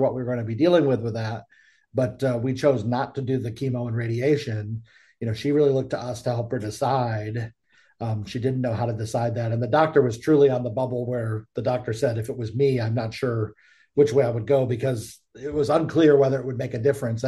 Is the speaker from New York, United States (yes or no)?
yes; Buffalo, New York, United States; now in Charlotte, United States; we're originally from the Buffalo area, but then I moved to Charlotte, North Carolina area